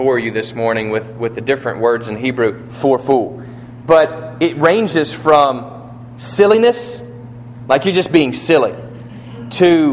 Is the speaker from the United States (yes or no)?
yes; United States; I'm an American too.